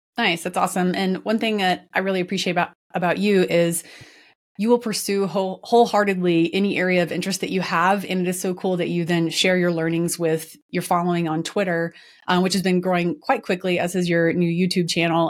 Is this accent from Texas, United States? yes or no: yes; Dallas, Texas, United States; my hometown, Dallas, Texas.